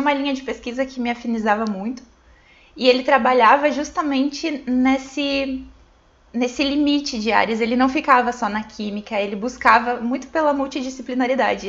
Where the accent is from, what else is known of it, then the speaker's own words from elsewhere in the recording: Santo Cristo, Rio Grande do Sul, Brazil; moved away as an adult; also born or lived in Santa Maria; a gente morava na, na roça mesmo, aí com 10 anos a gente mudou pra cidade. Meus 10 anos